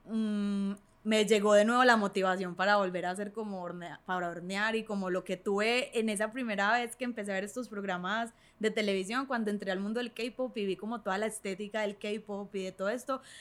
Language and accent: Spanish; Medellín, Antioquia, Colombia; moved away as an adult; now in Chile; Yo soy de Medellín. Sí. Vivo en Chile hace cinco años.